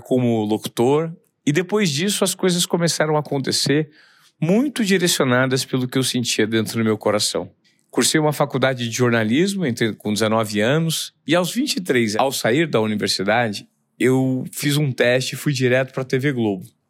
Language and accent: Portuguese; Presidente Venceslau, São Paulo, Brazil; Eu sou de Presidente Venceslau, interior de São Paulo